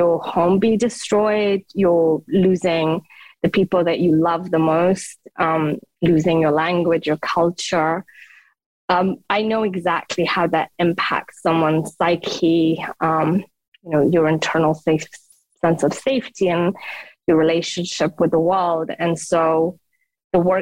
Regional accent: Afghanistan; English is a second language; moved away; also born or lived in United Kingdom; I was born in Afghanistan

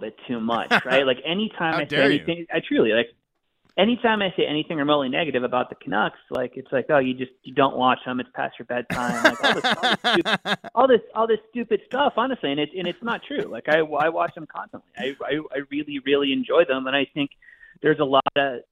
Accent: United States; As an American hockey fan and as an American hockey writer

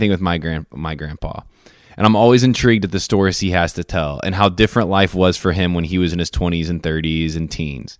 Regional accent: Indiana, United States; I'm from Indiana

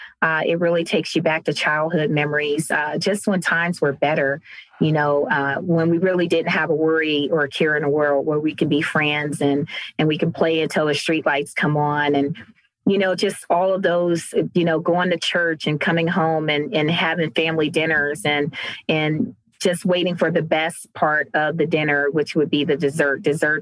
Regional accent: Cleveland, Ohio, United States; now in Cincinnati, United States; So I'm based here in Cincinnati, Ohio. So I'm originally from Cleveland, Ohio.

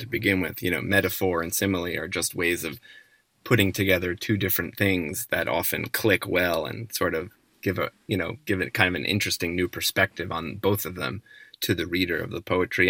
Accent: New Jersey suburbs outside New York, United States; growing up in the New Jersey suburbs outside

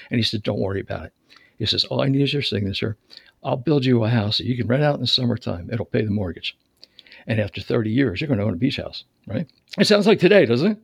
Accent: Philadelphia, Pennsylvania, United States; also born or lived in Charlotte, North Carolina; now in Raleigh area, North Carolina, United States; I was born in Philadelphia

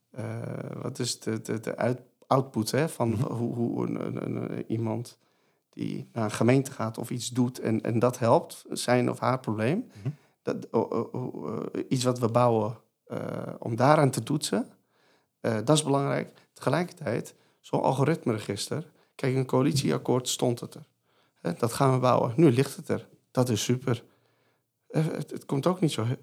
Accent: Netherlands; willen wij dit als Nederlanders?

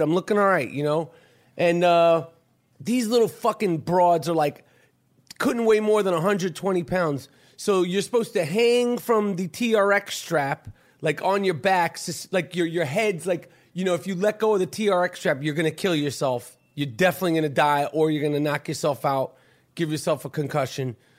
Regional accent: New York, United States; I'm from New York.

